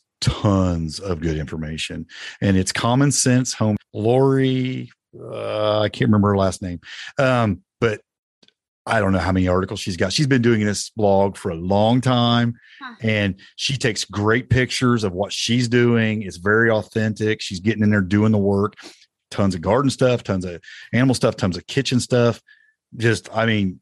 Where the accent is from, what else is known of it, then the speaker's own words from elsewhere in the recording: United States; accent: Indiana/Tennessee twang; also born or lived in Indiana / Tennessee; my Indiana/Tennessee twang